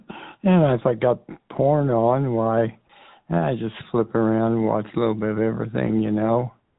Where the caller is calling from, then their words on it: San Diego, California, United States; Yeah, San Diego.